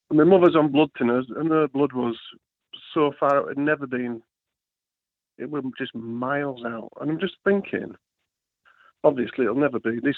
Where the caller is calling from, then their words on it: Yorkshire and the Humber, United Kingdom; uh, West Yorkshire, mate. How are we doing?